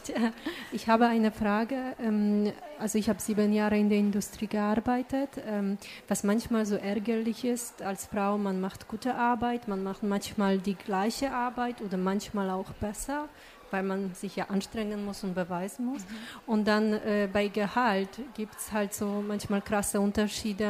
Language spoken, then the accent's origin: German; Poland; moved away; Ich komme ursprünglich aus Polen